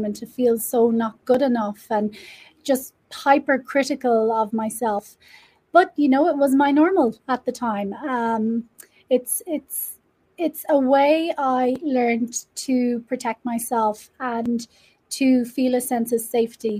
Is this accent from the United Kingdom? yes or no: no; Ireland; now in Mexico; I am Irish, living in Mexico.